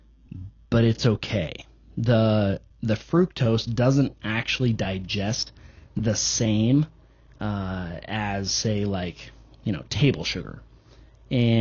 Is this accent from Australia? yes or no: no; United States; we're American